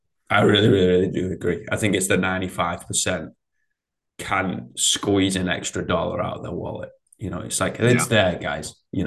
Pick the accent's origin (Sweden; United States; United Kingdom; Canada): United Kingdom; England; I'm English